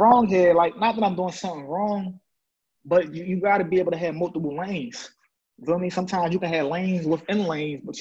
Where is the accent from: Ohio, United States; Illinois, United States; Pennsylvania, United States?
Pennsylvania, United States; Philadelphia; I'm from Logan, east side of Big Zach. Growing up, you know, it was apartments